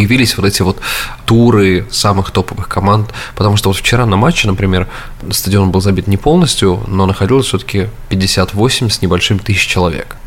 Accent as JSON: {"language": "Russian", "town": "Samara", "region": "Samara Oblast", "country": "Russia", "moved": "yes", "lives_now": "United States", "said": "нашей там, Самаре"}